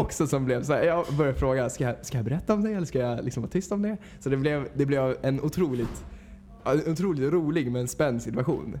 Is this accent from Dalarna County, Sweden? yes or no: no; Mariefred, Södermanland, Sweden; moved away as an adult; now in Stockholm, Sweden; Jag kommer ursprungligen från Mariefred, Mariefred